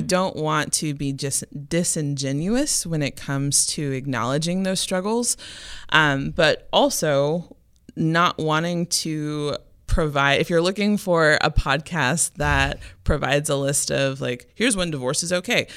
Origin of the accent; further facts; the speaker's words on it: Memphis, Tennessee, United States; moved away; I'm originally from Memphis, Tennessee